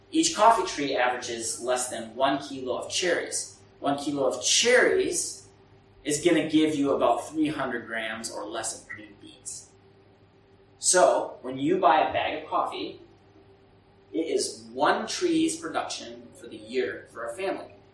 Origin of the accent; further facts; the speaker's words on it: Burundi; English is a second language; I come from Burundi where there's so many NGOs and the UN and the World Bank